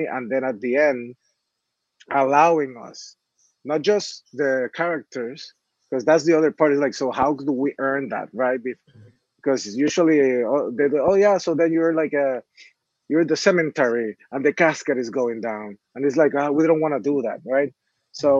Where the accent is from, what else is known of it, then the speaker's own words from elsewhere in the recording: Puerto Rico; I'm from Puerto Rico